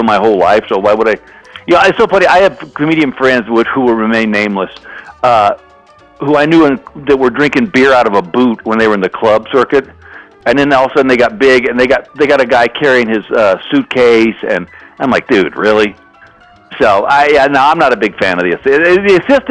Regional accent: Texas, United States; now in Los Angeles, United States; I'm originally from Texas

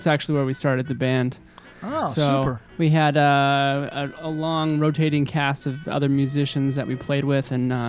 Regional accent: Pacific Northwest, United States; also born or lived in Brooklyn, New York; We're all originally from the Pacific Northwest.

